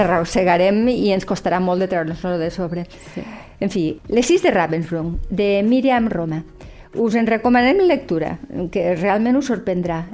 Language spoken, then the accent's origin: Catalan; Lleida, Catalonia, Spain; som dones de Lleida aquí